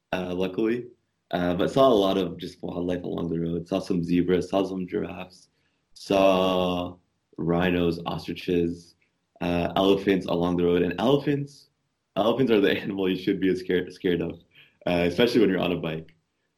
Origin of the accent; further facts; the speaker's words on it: Canada; So I'm Canadian as well